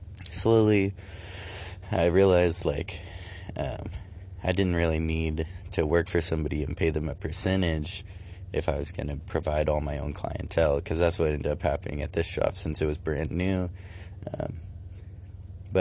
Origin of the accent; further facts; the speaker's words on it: California, United States; moved away as an adult; now in Michigan, United States; I'm from California, I traveled all the way from there to here to live near some friends